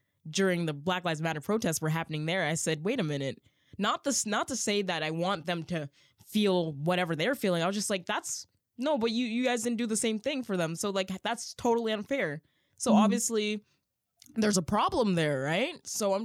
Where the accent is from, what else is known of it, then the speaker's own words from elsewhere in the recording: Canada; I am super Canadian.